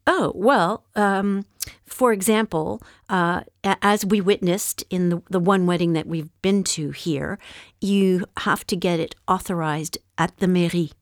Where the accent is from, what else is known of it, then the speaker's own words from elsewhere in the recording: Montreal, Quebec, Canada; moved away; where I grew up in Montreal